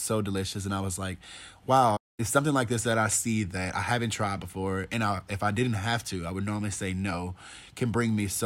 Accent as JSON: {"language": "English", "town": "Decatur", "region": "Alabama", "country": "United States", "tie": "born or raised there", "also_born_or_lived": "Sweden", "said": "I'm originally from Alabama, a small town called Decatur"}